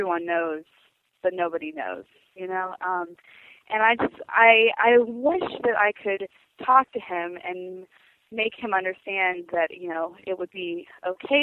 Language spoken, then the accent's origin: English; United States; also born or lived in Texas / Georgia / Houston; now in Olympia, United States; I come from a very close Southern family. I live up in Olympia now, but I grew up in Texas and Georgia, and my family is from Houston area.